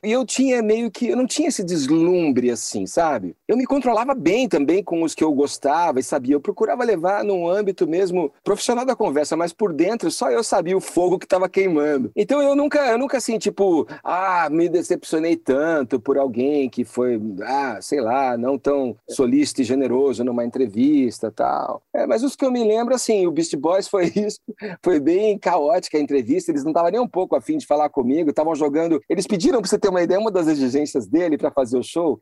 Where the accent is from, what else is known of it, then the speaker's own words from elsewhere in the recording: Campinas, São Paulo, Brazil; Campinas, que é a minha cidade, é onde a gente é, tinha a banda, onde eu nasci, onde eu formei essa banda com os amigos